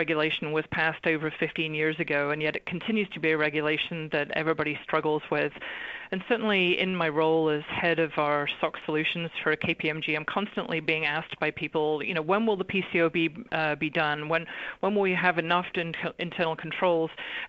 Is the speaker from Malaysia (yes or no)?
no; England, United Kingdom; now in Los Angeles, United States; So you might be asking, why is an English girl talking about a US regulation? But the reality is I've been in the US for over 25 years now